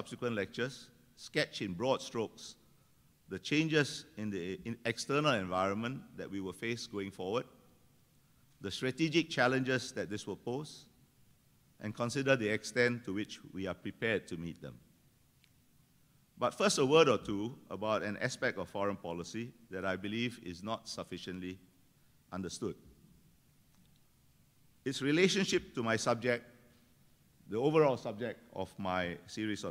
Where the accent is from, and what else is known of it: Singapore